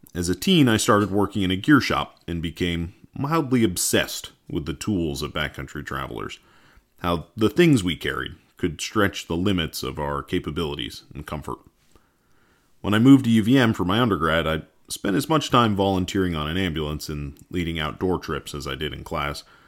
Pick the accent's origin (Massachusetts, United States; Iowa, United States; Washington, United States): Massachusetts, United States; rural; moved away as an adult; also born or lived in Vermont; I grew up in the New England woods of rural Massachusetts